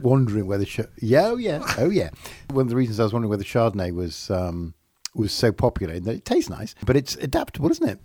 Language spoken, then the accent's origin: English; England, United Kingdom; I'm English